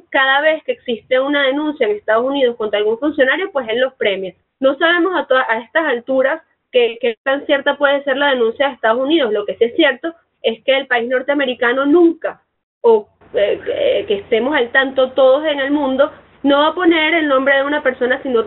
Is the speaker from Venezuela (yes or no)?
yes; Venezuela; te lo digo como venezolana